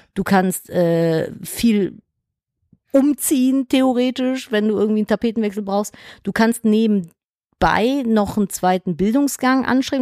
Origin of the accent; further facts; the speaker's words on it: Cologne, North Rhine-Westphalia, Germany; ich bin ja geboren in Köln, ich kann es ja nicht oft genug erzählen. Wenn du gebürtiger Kölner bist, ist es so schwer, dich aus Köln wegzukriegen